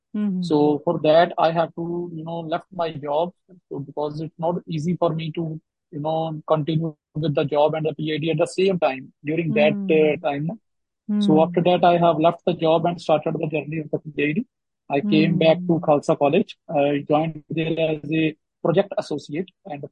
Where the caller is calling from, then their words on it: Kalanur, Punjab, India; Location is in Kalanur. It's a small town in district Gurdaspur.